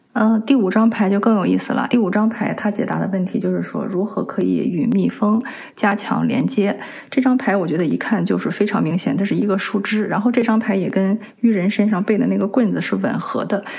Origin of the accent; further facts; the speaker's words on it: China; 我们中国人